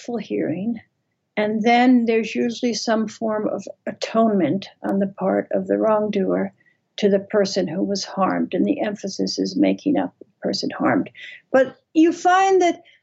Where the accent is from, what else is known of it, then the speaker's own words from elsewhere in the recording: Vermont, United States; I grew up in Vermont